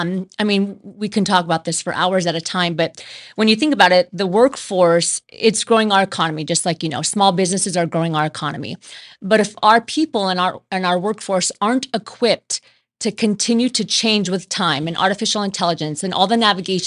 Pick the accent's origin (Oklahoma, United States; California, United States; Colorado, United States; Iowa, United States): California, United States; Southern; moved away as an adult; also born or lived in Pennsylvania; now in Las Vegas, United States; I spent most of my life on the West Coast here in California. So when I was five, I moved to California, and I've been there in Southern California till about a year ago. That's when I moved to Vegas.